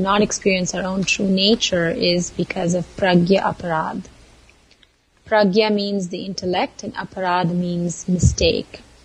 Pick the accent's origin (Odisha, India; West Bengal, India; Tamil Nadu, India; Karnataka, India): Karnataka, India; Mysore; moved away as an adult; now in Santa Barbara, United States; I was born and raised in India, in Mysore, small southern town